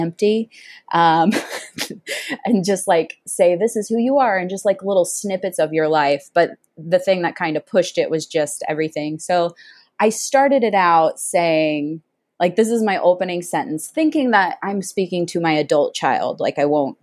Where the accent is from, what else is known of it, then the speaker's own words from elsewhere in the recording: Missouri, United States; moved away as an adult; now in Southern California, United States; I grew up in Missouri in a small little town that only has like 400 people